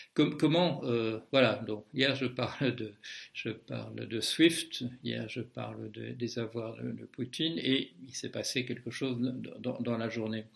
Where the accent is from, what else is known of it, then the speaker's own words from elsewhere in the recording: Belgium; moved away; je suis belge de naissance